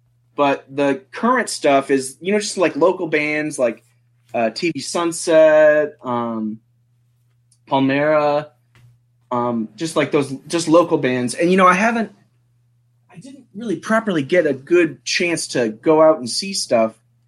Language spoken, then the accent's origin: English; Harrisonburg, Virginia, United States; Harrisonburg, Virginia. {S0} Harrisonburg, Virginia. {S1} Rural Virginia. It's a college town